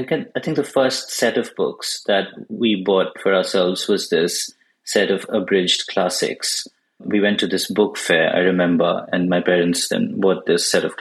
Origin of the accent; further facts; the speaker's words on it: Bangalore, Karnataka, India; first language Bengali; English is a second language; I grew up in India and I was born in Bangalore, which is in southern India